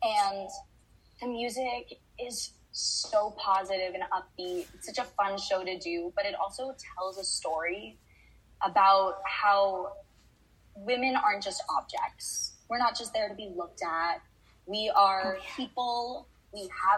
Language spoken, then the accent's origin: English; Fort Lauderdale, Florida, United States; I grew up in Fort Lauderdale, Florida